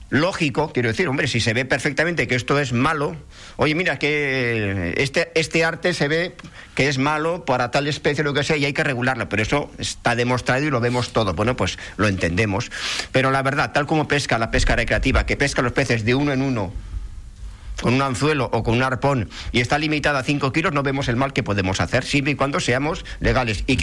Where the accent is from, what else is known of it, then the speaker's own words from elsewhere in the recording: Spain; Y para un español, que todos somos españoles, pues es, me voy de vacaciones a Benidorm